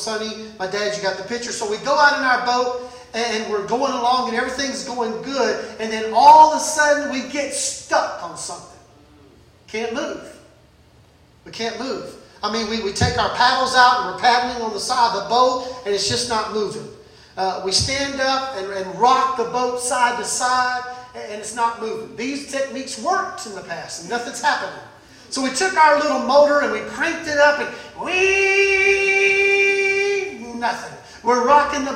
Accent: Mississippi, United States; now in Ponca City, United States; I grew up in Mississippi

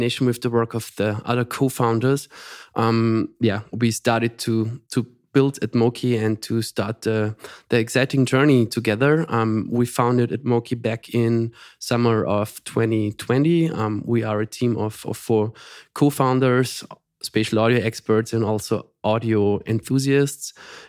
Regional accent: Austria; also born or lived in Graz; Yeah, I'm from Austria, and we are based in Graz

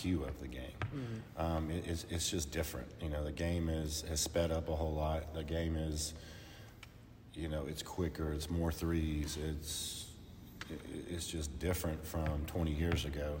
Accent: Nashville, Tennessee, United States; I grew up in Nashville

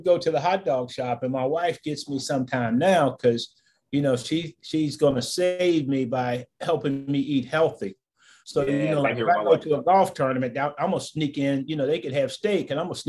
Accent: Warren, Ohio, United States; moved away as an adult; also born or lived in Wilmington, North Carolina / Kansas City; I'm from Warren, Ohio. By the way, I was back there this past weekend for the first time in a while.

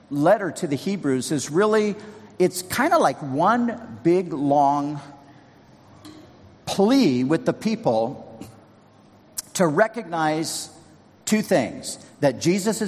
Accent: Southern California, United States; I grew up surfing in Southern California

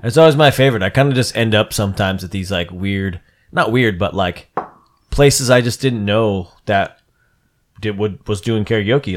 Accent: Mid-Atlantic, United States

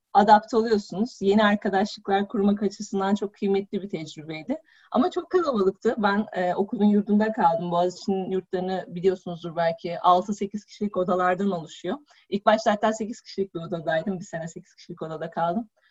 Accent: Balıkesir, Turkey; moved away as an adult; also born or lived in Istanbul; Ben Balıkesirliyim üniversite sebebiyle İstanbul'a geldim

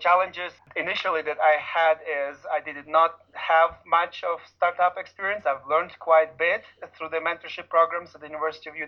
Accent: Ukraine; moved away as an adult; now in United States; in Ukraine, I grew up in an orphanage

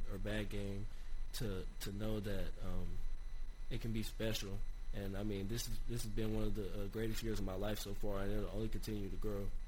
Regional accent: Johnson City, Tennessee, United States; ETSU, my hometown, and just growing up and seeing all the uh, ETSU greats

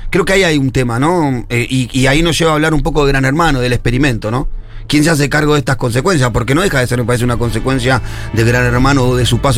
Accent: Ciudad Evita, Buenos Aires Province, Argentina; Soy de la matanza, soy de Ciudad de Vita.

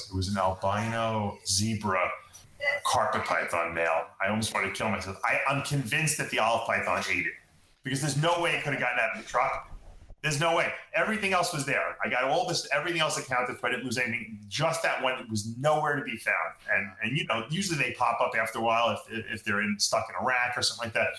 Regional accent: New York, United States; moved away as an adult; now in Florida, United States; I'm from New York. I've been there my whole life.

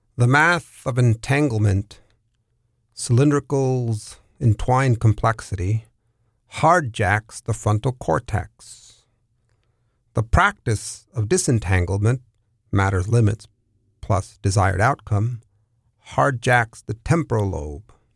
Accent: San Diego, California, United States; also born or lived in San Francisco / New York City; now in New Orleans, United States; I'm originally from San Diego, California

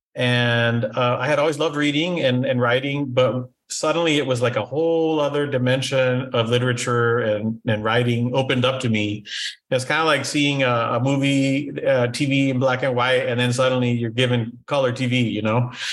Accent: Brownsville, Texas, United States; moved away; also born or lived in Matamoros, Mexico / San Antonio, Texas; I was born in Brownsville, uh, Texas

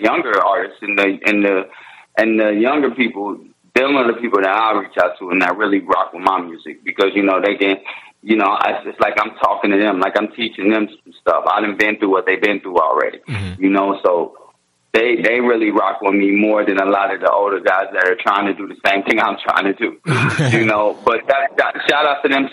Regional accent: Indianapolis, Indiana, United States; also born or lived in Bloomington, Indiana / Philadelphia / Florida / California; I was born in Bloomington, Indiana, lived in Indianapolis.

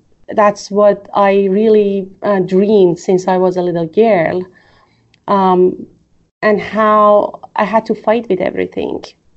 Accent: Iran; the place that I was raised in Iran, especially after the revolution.

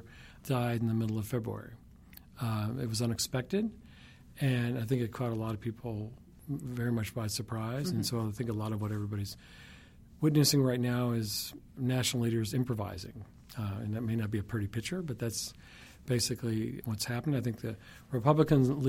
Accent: Alabama, United States; I grew up in Alabama in the 1960s

